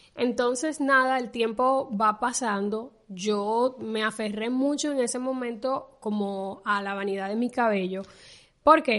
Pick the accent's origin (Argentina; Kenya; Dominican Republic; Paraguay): Dominican Republic; en mi país, en República Dominicana, se le dice pelo